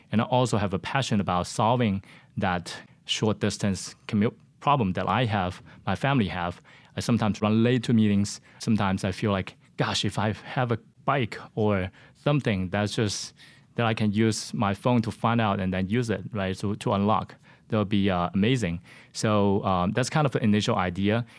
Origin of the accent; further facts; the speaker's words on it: Shenzhen, Guangdong, China; moved away as an adult; now in United States; I was born and raised in China in a city called Shenzhen.